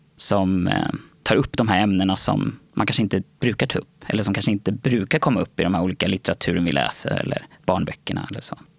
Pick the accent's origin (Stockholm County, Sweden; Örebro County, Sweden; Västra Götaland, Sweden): Stockholm County, Sweden; Nacka; also born or lived in Värmdö; Jag är uppvuxen och född i Nacka. När jag föddes så bodde vi ute på Värmdö. Och där bodde jag fram tills jag var sex. Och då flyttade vi till Nacka